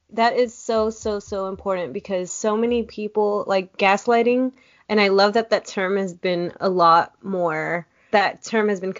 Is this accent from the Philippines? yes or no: yes; Philippines; moved away; Like I'm Filipina, I'm an immigrant, whatever.